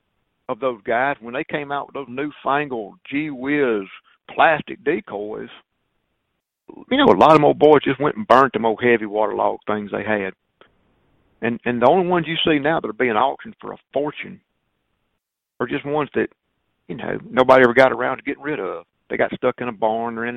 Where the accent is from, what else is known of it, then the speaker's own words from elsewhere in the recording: Mississippi, United States; I'm from Mississippi.